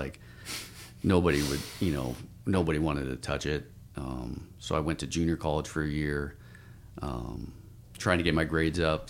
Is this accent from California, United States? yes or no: no; Spokane, Washington, United States; moved away as an adult; now in Portland, United States; I grew up in, uh, Spokane, Washington